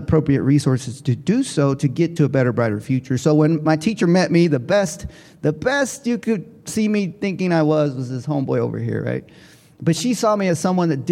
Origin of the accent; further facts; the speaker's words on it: Oakland, California, United States; I'm from up north. I'm from Oakland, California.